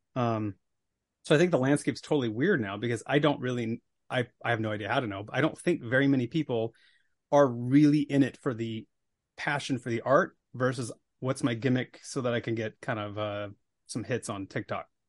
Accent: Billings, Montana, United States; I grew up in Billings, Montana

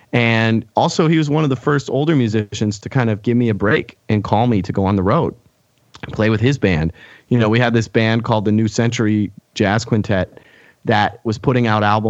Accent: Pittsburgh, Pennsylvania, United States; another guy who I grew up with in Pittsburgh, actually.

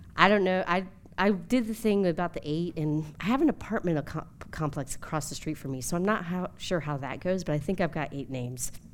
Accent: New Jersey, United States; also born or lived in Atlanta; now in Washington, DC, United States; I come from New Jersey

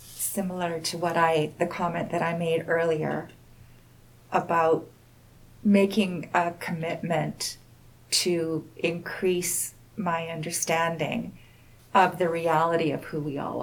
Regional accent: West Coast, Canada; now in Saskatchewan, Canada; You know, I'm a city girl. I grew up on the West Coast, but my family roots are here in Saskatchewan.

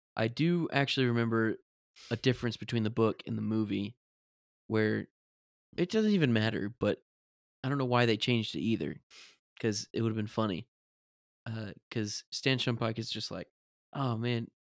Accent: United States; as an American, with the perspective of an American

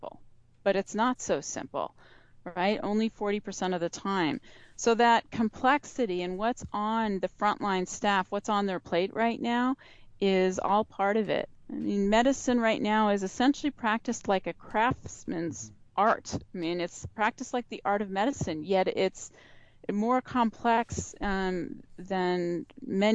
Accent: Michigan, United States; moved away; also born or lived in New York City; I grew up in Michigan, and my father was a mechanical engineer for the auto industry at General Motors

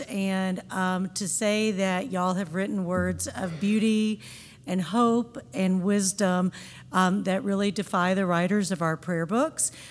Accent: Pine Bluff, Arkansas, United States; now in Memphis, United States; growing up in Pine Bluff, Arkansas

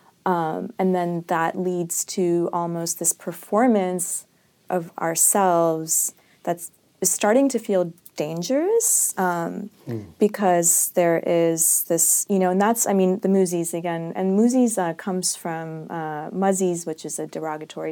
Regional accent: Hyderabad, Telangana, India; I'm from Hyderabad, which is in South India

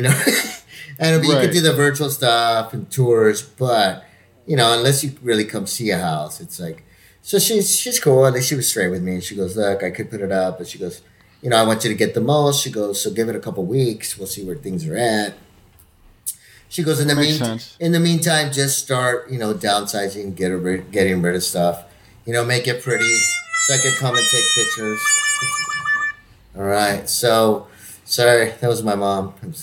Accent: El Paso, Texas, United States; moved away; my hometown, El Paso, Texas

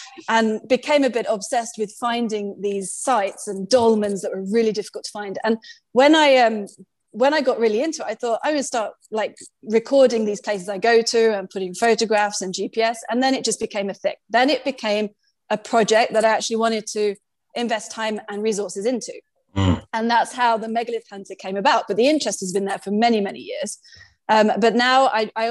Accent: United Kingdom; accent: British; now in Malta; I'm British, clearly from the accent

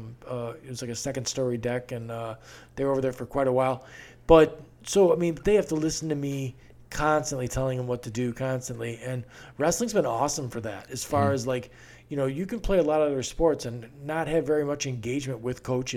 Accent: Beaufort, South Carolina, United States; born there; Now, I was born in Beaufort on a naval base there.

